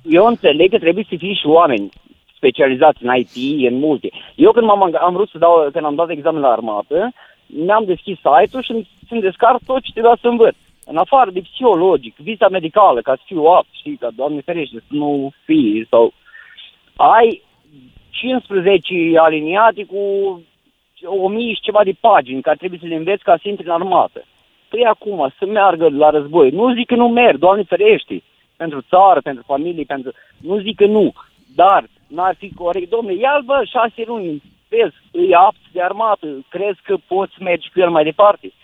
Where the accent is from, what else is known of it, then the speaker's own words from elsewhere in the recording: Câmpulung Moldovenesc, Suceava County, Romania; eu sunt din Bucovina, am 100 km la Cernăuț